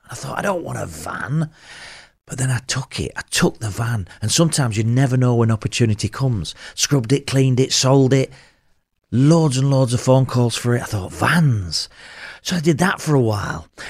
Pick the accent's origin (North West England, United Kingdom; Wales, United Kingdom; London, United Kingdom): North West England, United Kingdom; Burnley; I'm from Burnley